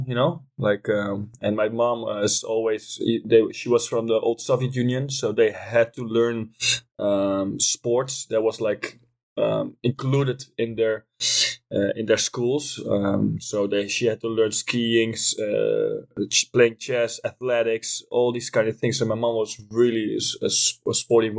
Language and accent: English; Leerdam, Utrecht, Netherlands; English is a second language; I was born in Leerdam, which is a small city in Holland, in the middle of the country.